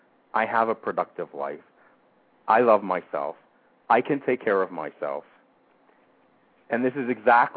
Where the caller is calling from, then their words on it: Camp Hill, Pennsylvania, United States; from Camp Hill or Harrisburg, Pennsylvania.